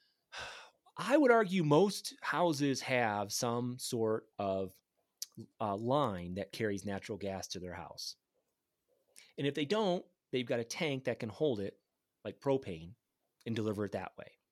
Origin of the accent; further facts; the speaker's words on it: Grand Rapids, Michigan, United States; moved away; I grew up in Grand Rapids, Michigan, next to the Fisher Body G M plant